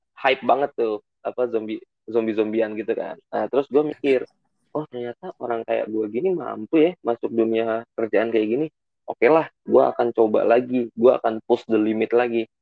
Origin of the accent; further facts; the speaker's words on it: Bekasi, West Java, Indonesia; gua gede di Bekasi